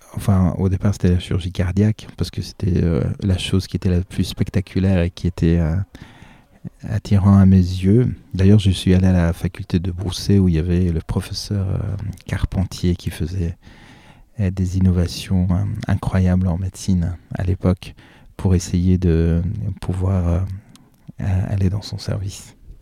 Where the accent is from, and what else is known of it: Ivry-sur-Seine, Île-de-France, France; born or raised there; also born or lived in Iran / La Défense